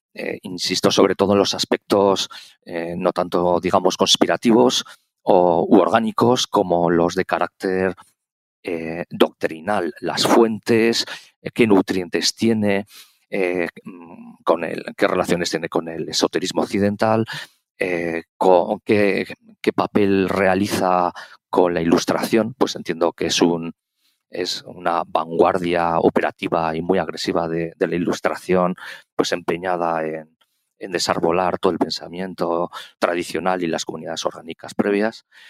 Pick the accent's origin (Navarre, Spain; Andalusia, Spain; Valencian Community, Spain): Navarre, Spain; Pamplona; soy navarro, eh, de Pamplona